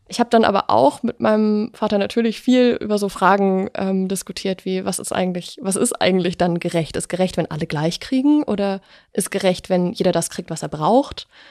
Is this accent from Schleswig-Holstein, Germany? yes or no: no; near Dresden, Saxony, Germany; ich bin in der Nähe von Dresden aufgewachsen